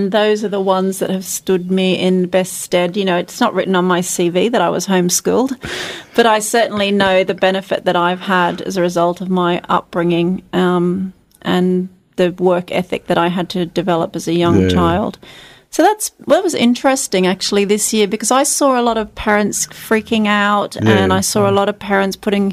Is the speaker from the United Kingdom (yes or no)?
no; Charters Towers, Queensland, Australia; also born or lived in Townsville / Lismore, New South Wales; I grew up on a cattle station inland of northwest of Charters Towers on the Greenvale Road. I was born in Townsville and lived on a cattle station till I was 14